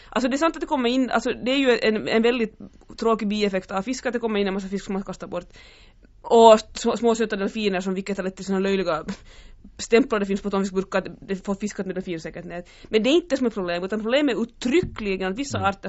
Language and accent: Swedish; Japan; jag är från Japan, ja.